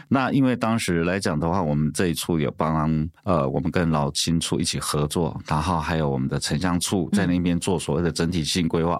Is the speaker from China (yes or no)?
no; Pingtung County, Taiwan; 我小时候那边也种了非常非常多的芒果树